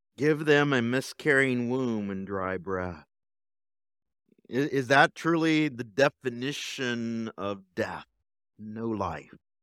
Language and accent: English; Fontana, California, United States; now in Bakersfield, United States; I grew up in Fontana